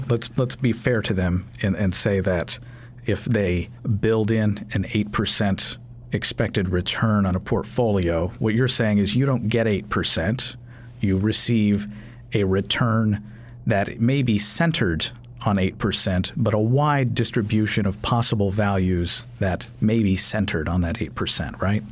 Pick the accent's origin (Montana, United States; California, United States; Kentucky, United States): Kentucky, United States; My home state of Kentucky